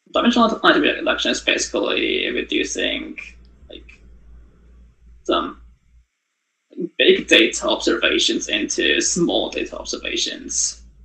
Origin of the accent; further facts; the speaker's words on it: Tokyo, Japan; moved away as an adult; now in Waterloo, Canada; I was born in Japan, in Tokyo, and lived there for 18 years.